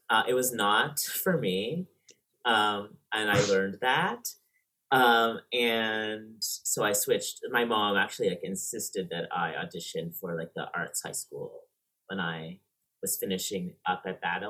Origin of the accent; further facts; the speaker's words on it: Markham, Ontario, Canada; up in Markham, which is maybe 25 minutes north of Toronto, in Canada. Yeah, that's where I grew up